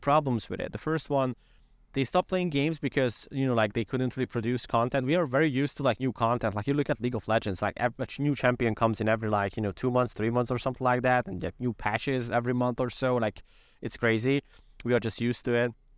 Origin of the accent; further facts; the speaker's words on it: Hungary; we are from Hungary